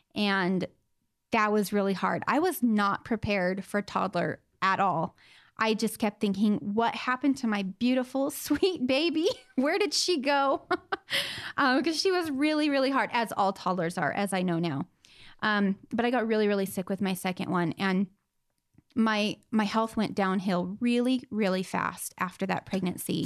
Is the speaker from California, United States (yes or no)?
yes; Southern California, United States; I grew up in Southern California in, um, a little desert town